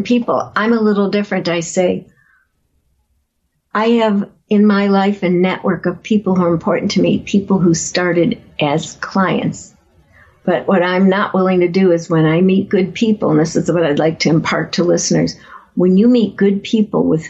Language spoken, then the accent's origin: English; Chicago, Illinois, United States; I grew up in Chicago